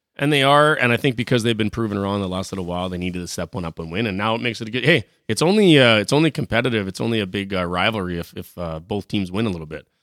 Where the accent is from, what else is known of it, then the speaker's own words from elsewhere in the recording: Saskatchewan, Canada; I'm from Saskatchewan